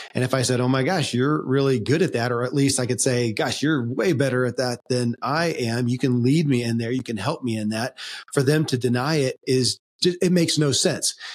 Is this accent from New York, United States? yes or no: no; Kentucky, United States; born or raised there